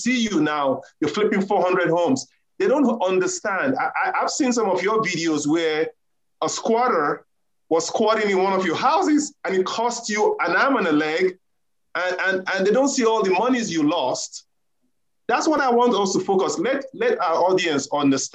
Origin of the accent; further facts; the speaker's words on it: Nigeria; moved away as an adult; now in United States; I emigrated here from Nigeria